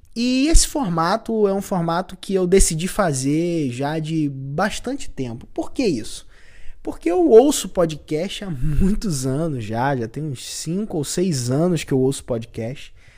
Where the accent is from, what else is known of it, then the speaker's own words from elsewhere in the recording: Cabo Frio, Rio de Janeiro, Brazil; Eu sou de Cabo Frio